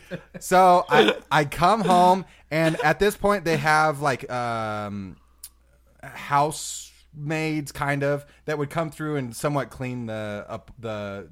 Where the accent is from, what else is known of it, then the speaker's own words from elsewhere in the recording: Ireland; I have these are my Guinness things. I had the shirt. I'm from Ireland.